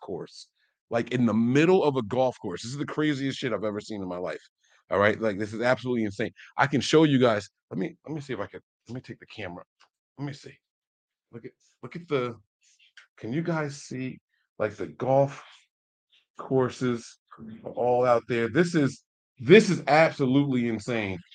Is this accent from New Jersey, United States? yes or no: yes; New Jersey, United States; I'm from Jersey.